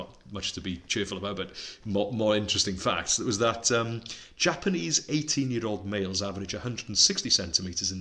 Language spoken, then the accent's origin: English; Wales, United Kingdom; first language Welsh; English is a second language; Welsh, which is my native language